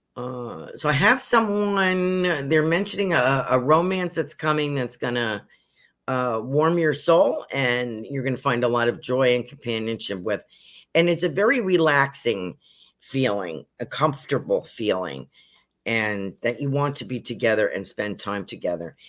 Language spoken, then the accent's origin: English; New York, United States; also born or lived in Poconos, Pennsylvania; now in Sarasota, United States; I was originally from New York State